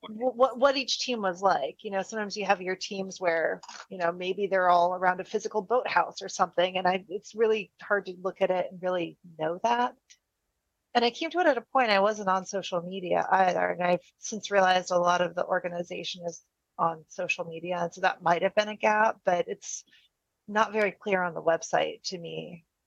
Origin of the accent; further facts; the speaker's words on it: United States; as an American